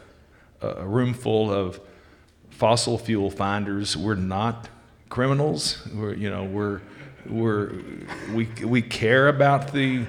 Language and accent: English; Wichita Falls, Texas, United States; I'm from Wichita Falls. And actually, I went to school at Wichita Falls High School